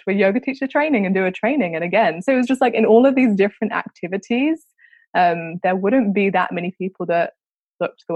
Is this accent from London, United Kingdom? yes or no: yes; London, United Kingdom; I grew up in London, so London's very, very diverse as a city.